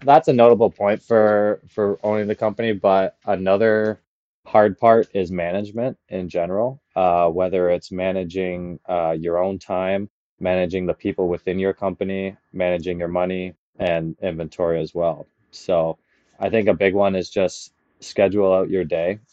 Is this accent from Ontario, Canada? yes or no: yes; Caledon, Ontario, Canada; I grew up in Palgrave